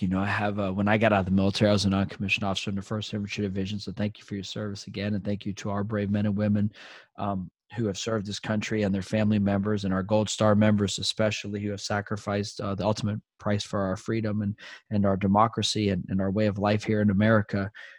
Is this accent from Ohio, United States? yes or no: no; Fort Benning, Georgia, United States; born there; And I was born in Fort Benning and my whole family served.